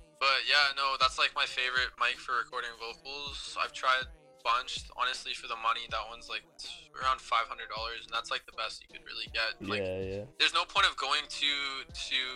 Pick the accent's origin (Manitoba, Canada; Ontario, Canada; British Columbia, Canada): British Columbia, Canada; Vancouver; I'm from Vancouver, Canada, for anybody that doesn't know. I'm from Canada, not the States.